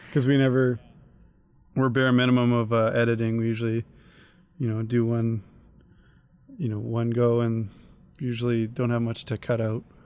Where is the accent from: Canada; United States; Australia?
Canada; I'm a Canadian